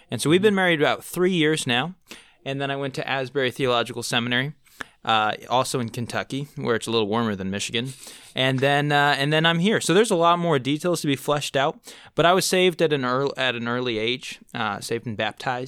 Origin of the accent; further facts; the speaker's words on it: Manaus, Amazonas, Brazil; Yeah, so I grew up in Manaus, Brazil, which is on the kind of the Amazon River where it meets the Rio Negro.